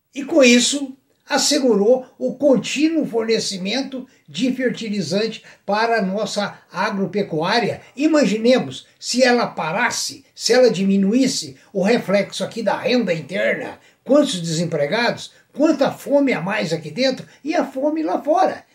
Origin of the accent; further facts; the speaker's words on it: Brazil; also born or lived in Rio de Janeiro; eu, como brasileiro